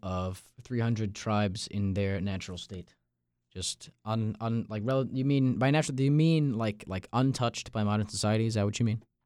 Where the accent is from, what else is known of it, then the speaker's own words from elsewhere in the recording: Long Island, New York, United States; moved away as an adult; now in North Carolina, United States; I'm from Long Island, New York